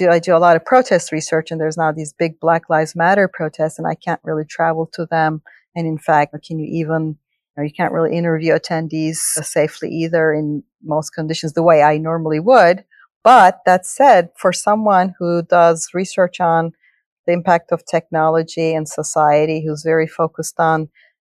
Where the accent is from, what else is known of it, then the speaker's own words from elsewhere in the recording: Turkey; English is a second language; moved away as an adult; now in United States; I grew up in Turkey, and I didn't speak English till I was 12 or so